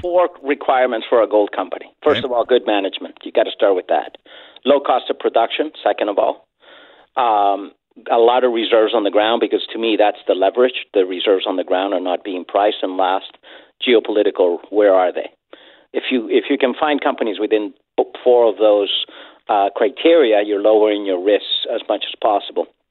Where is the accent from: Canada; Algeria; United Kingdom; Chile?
Chile; I'm from Latin America. I'm from Chile.